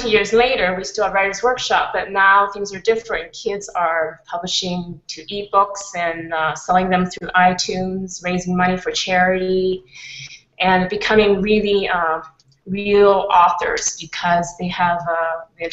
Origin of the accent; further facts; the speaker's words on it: Canada; now in Switzerland; I'm a Canadian expat living in Switzerland for the moment.